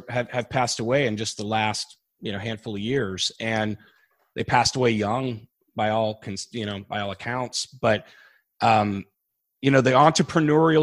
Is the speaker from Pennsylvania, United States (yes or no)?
no; Annandale, Virginia, United States; Northern Virginia, in Annandale, Virginia, Fairfax County.